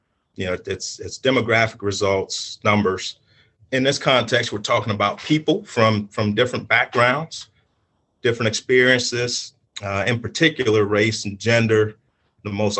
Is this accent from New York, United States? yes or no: no; Louisiana, United States; you're from the bayou like I am